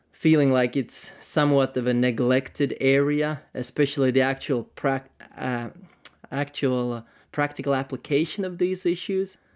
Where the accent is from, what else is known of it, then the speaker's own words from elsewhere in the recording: Tampere, Pirkanmaa, Finland; maybe Central Finland, uh, Tampere, Finland, so from the north